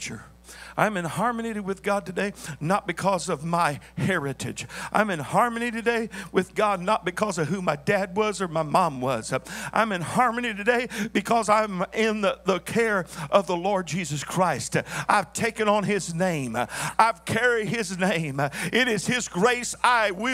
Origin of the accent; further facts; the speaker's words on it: the South, United States; I was raised in the South